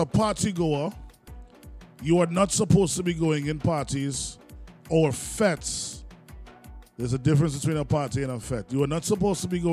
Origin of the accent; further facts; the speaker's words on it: Trinidad & Tobago; I am a Trinidadian man before anything else